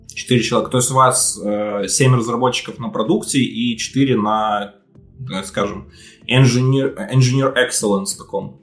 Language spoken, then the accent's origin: Russian; Belarus; Я сам из Беларуси